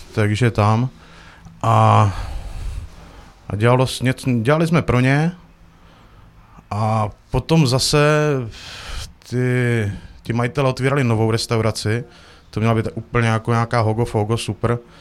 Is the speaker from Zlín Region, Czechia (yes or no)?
yes; Uherské Hradiště, Zlín Region, Czechia; moved away as an adult; also born or lived in Prague / Norway; se vraceli domů tady na Moravu, protože jsme původem tady z Hradiště